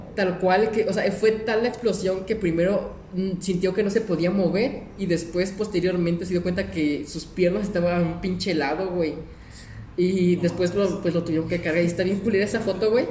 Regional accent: Celaya, Guanajuato, Mexico; nosotros somos de aquí, de Celaya

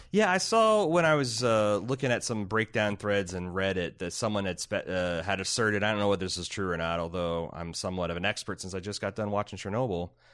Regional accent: Indiana, United States; growing up in Indiana

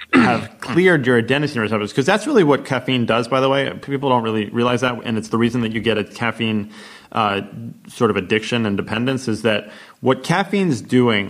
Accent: United States; as an American

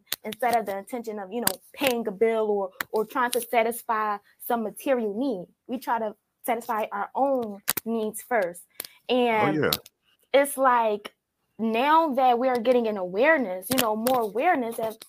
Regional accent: Philadelphia, Pennsylvania, United States; now in Texas, United States; I'm from Philadelphia. But when I first moved to Texas

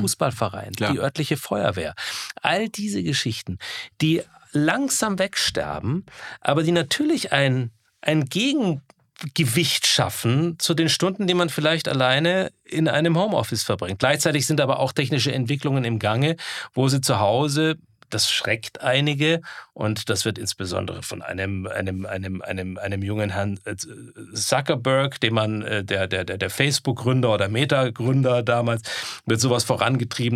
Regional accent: Guttenberg, Bavaria, Germany; moved away as an adult; also born or lived in United States; weil mir meine Heimat in Europa, in Deutschland, in Bayern, in Franken fehlte.

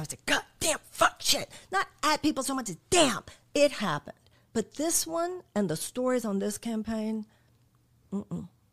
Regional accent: United States

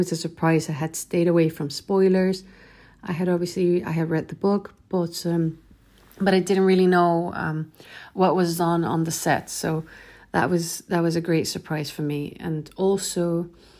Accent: Chile; now in Sweden; I'm originally from Chile, but I live in Sweden

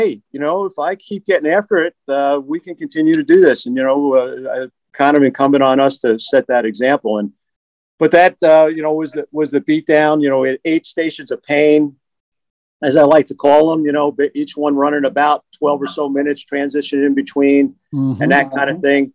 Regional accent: New Jersey, United States; I'm from Jersey

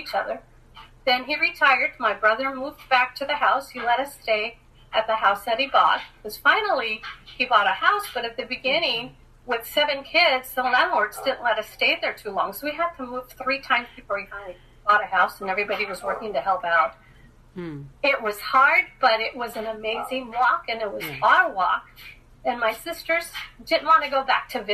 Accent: Los Angeles, California, United States; growing up in Los Angeles with a single parent

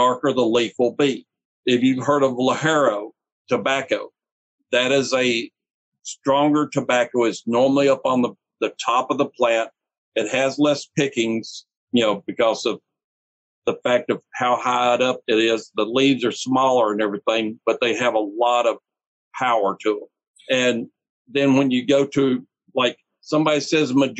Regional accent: Nashville, Tennessee, United States; I was born in Nashville

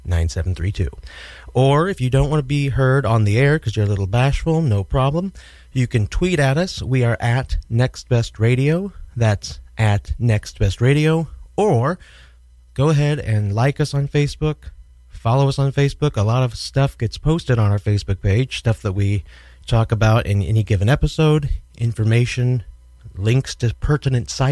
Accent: Kansas City, United States; now in New York City, United States; Kansas City, my hometown

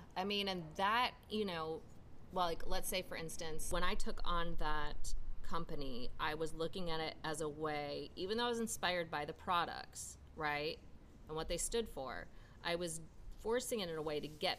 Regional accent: Minnesota, United States; I came from Minnesota. I moved to a city that I'd never been to.

